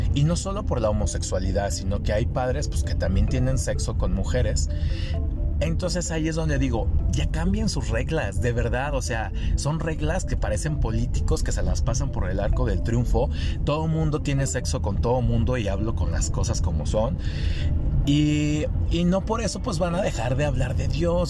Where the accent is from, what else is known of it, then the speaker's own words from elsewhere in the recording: Degollado, Jalisco, Mexico; en mi pueblo de Gollado y los pueblos alrededor